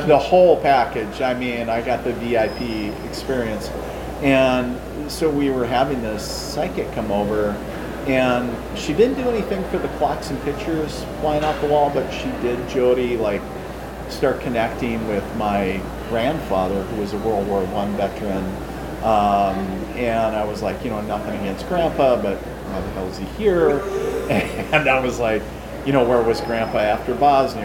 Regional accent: International Falls, Minnesota, United States; now in Fargo, United States; I am a Minnesota native, so I was born and raised in northern Minnesota, so in a little town called International

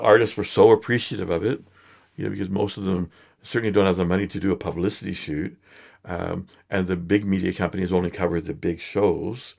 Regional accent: Edmonton, Alberta, Canada; I grew up in Edmonton

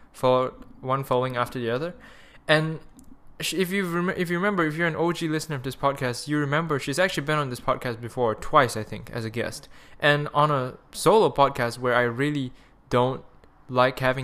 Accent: Malaysia; accent: Malaysian; my Malaysian accent

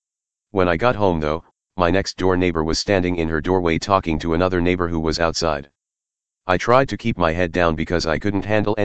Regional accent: England, United Kingdom; The next day when I woke up, I realized the best thing I could do, as an Englishman, was just live with the lie for the rest of my short stay in this house

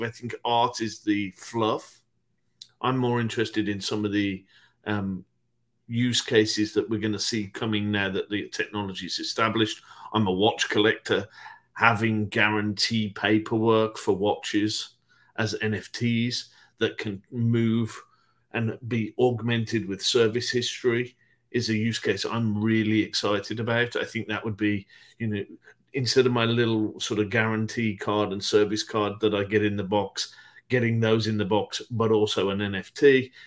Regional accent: United Kingdom; my home country, the UK

